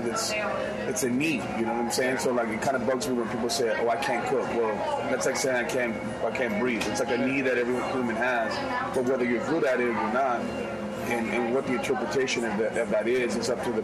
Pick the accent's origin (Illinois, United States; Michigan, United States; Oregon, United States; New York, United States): New York, United States; New York City; I grew up in New York City, you know, going to Brooklyn